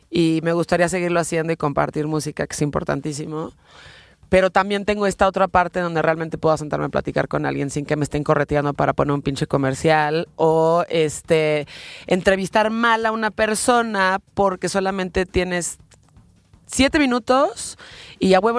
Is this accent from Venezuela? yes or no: yes; Venezuela; now in Mexico City, Mexico; Soy de Venezuela.